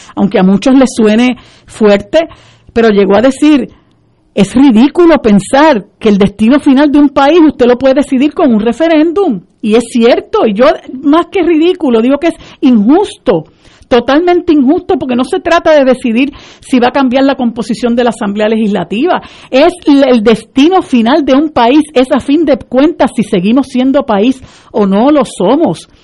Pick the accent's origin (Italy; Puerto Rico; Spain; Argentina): Puerto Rico; como puertorriqueños